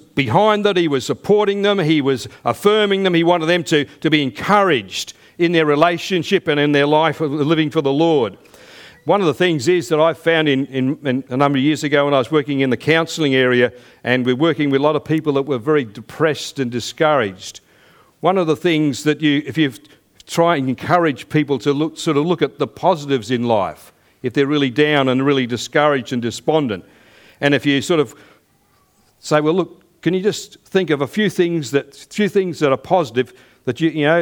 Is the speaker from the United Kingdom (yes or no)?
yes; United Kingdom; now in Australia; I still have citizenship back where I was born in the United Kingdom, but I'm also a citizen of this country